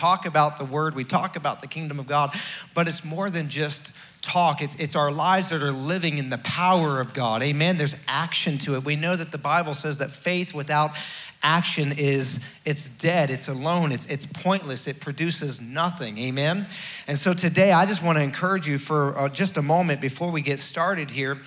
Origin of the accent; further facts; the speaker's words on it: Florida, United States; moved away as an adult; now in West Virginia, United States; I was raised in Florida. Even though I was from West Virginia originally